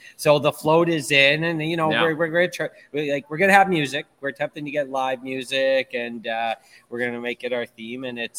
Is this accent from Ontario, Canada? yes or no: yes; Thunder Bay, Ontario, Canada; I am from Thunder Bay, and I curse.